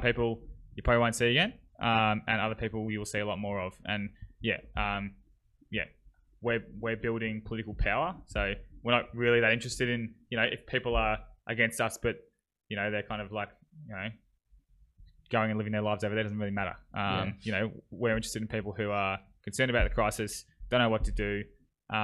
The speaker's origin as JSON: {"language": "English", "area": "Yarra Valley", "region": "Victoria", "country": "Australia", "moved": "yes", "lives_now": "Brisbane, Australia", "said": "I'm from Victoria in the Yarra Valley"}